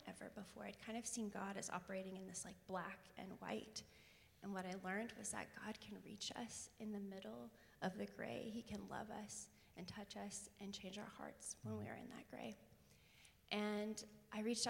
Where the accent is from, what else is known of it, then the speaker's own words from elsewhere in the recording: Tulsa, Oklahoma, United States; I grew up in Tulsa